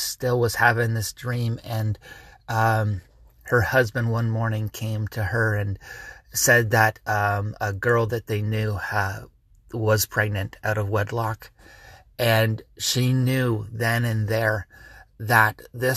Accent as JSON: {"language": "English", "country": "Canada", "said": "I am a Canadian, and I get WDCX from Buffalo"}